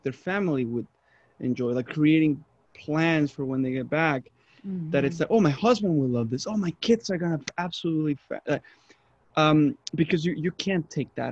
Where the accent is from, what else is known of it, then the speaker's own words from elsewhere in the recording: Mexico; moved away; I'm from Mexico